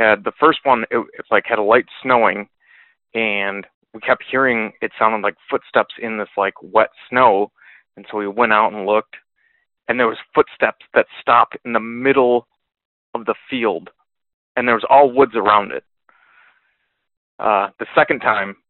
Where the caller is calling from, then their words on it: Michigan, United States; I am calling from Michigan